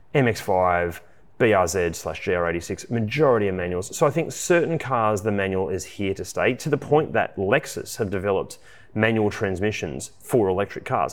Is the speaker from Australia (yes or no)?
yes; Australia